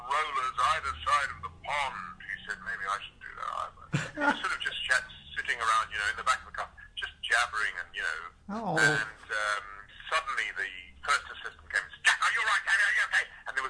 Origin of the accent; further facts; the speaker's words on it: South Africa; I grew up in Africa.